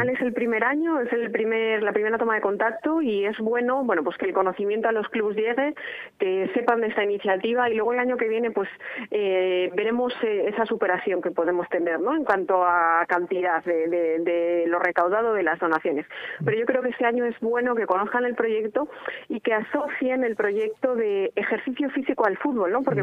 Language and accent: Spanish; Spain; somos españoles